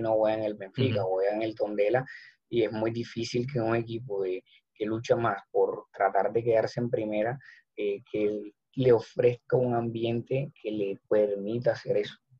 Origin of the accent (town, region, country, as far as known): Colombia